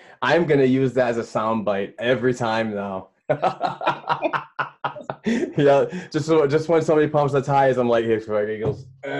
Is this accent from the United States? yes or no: yes; United States; as an American, I don't understand the language